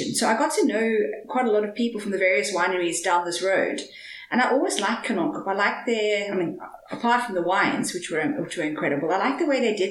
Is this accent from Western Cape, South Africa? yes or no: yes; Cape Town, Western Cape, South Africa; also born or lived in Stellenbosch; I grew up in Cape Town. And moved to Stellenbosch to study